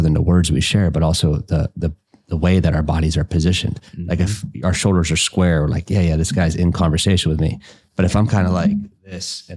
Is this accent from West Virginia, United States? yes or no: yes; West Virginia, United States; moved away as an adult; now in Indianapolis, United States; I'm from West Virginia originally